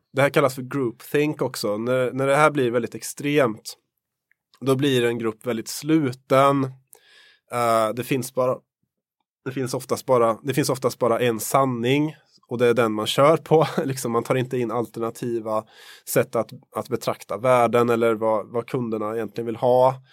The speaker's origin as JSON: {"language": "Swedish", "region": "Värmland", "country": "Sweden", "said": "Jag kommer ju från Värmland"}